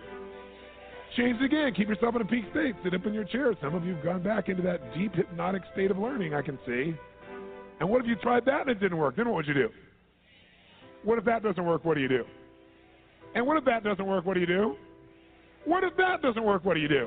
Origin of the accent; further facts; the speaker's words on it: Southern California, United States; I'm from Southern California.